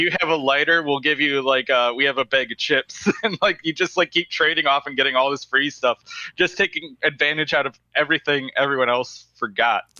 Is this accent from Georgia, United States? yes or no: no; Wisconsin, United States; I said Wisconsin